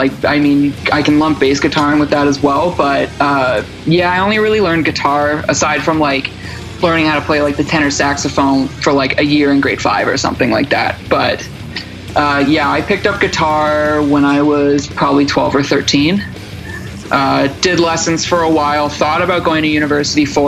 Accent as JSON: {"language": "English", "town": "Oshawa", "region": "Ontario", "country": "Canada", "tie": "born or raised there", "also_born_or_lived": "Toronto", "said": "I'm originally from Ontario. I grew up in Oshawa, which is about an hour east of Toronto"}